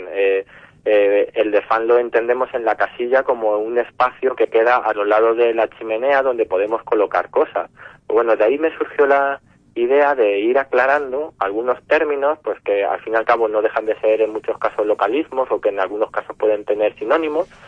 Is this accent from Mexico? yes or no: no; Castilla-La Mancha, Spain; al fin y al cabo que todos como castellano manchego... sintamos nuestra arquitectura popular, de nuestro entorno